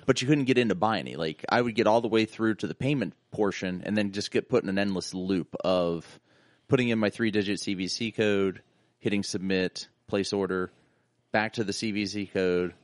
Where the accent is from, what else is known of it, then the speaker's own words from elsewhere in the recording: East Liverpool area, Ohio, United States; also born or lived in Salem, Ohio; I grew up thirty minutes outside of Pittsburgh